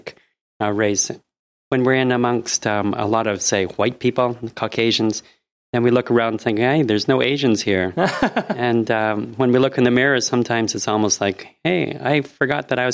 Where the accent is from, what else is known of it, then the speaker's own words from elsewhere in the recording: Mount Forest, Ontario, Canada; moved away as an adult; also born or lived in Toronto; now in Japan; I was born in Mount Forest, which is a farming community about 2 hours northwest of Toronto.